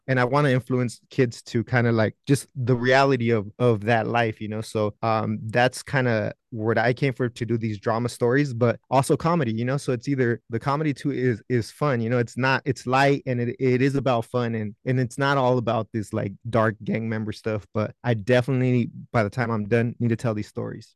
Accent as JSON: {"language": "English", "town": "National City", "region": "California", "country": "United States", "lives_now": "North Hollywood, United States", "said": "I'm from, uh, National City, San Diego, California"}